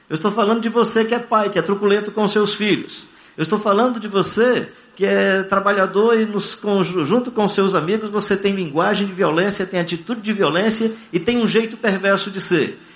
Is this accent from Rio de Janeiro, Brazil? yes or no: no; Fortaleza, Ceará, Brazil; Eu sou natural de Fortaleza, né?